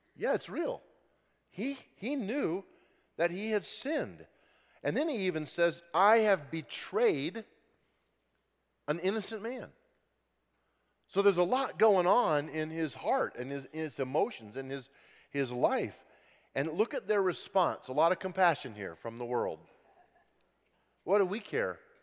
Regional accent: Grand Junction, Colorado, United States; I grew up in Western Colorado in Grand Junction and loved it, had a great childhood

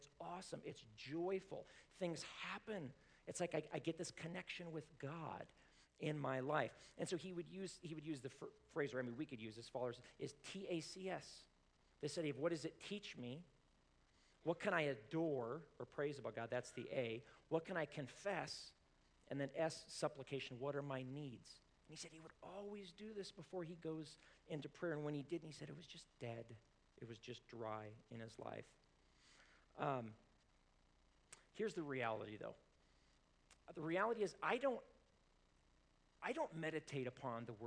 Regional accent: Colorado, United States; I was born in Colorado

